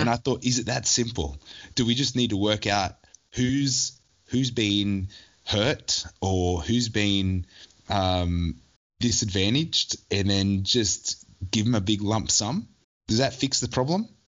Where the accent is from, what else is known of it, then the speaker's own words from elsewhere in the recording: Newcastle, New South Wales, Australia; I was born in Newcastle, grew up in Newcastle, left for maybe at most four years mm-hmm. in my whole life where I was living overseas